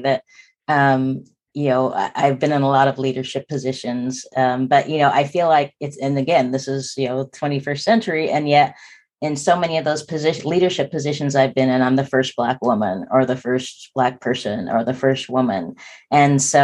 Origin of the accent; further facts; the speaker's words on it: Spokane, Washington, United States; we grew up in Spokane, Washington, which when I was born in 1964 was less than 1% Black.